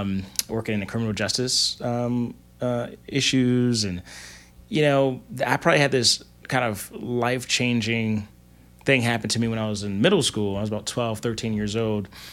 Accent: Baltimore, Maryland, United States; growing up in Baltimore City

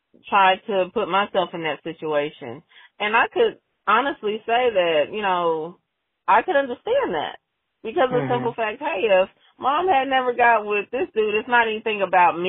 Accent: Oklahoma, United States; I came back to where I grew up in Oklahoma

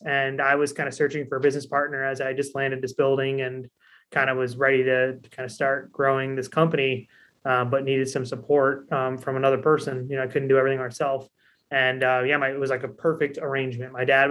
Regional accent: Lake George, New York, United States; also born or lived in New Hampshire; So I grew up in the Adirondacks. I grew up in Lake George, went to school in New Hampshire and stayed there for graduate school.

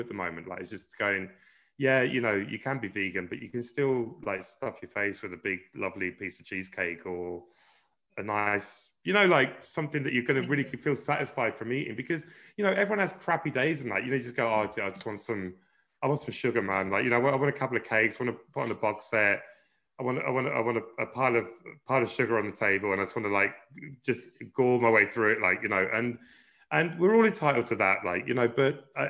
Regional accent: London, United Kingdom; moved away as an adult; now in Ireland; we were really lucky growing up in Brixton

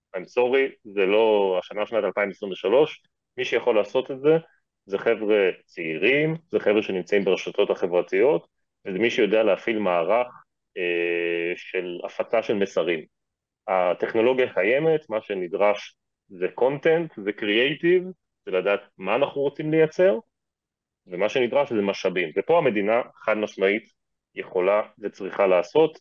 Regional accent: Israel; אנחנו כישראלים

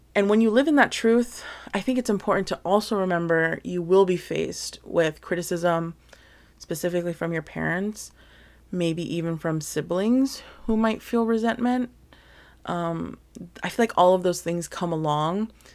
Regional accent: New Jersey, United States; also born or lived in Hawaii; I was born in Hawaii, but then I was, like, super, super young. We finally moved to Jersey and this is where I basically spent a majority, pretty much all of my life, really, in New Jersey. So, that's where I had basically all my upbringing.

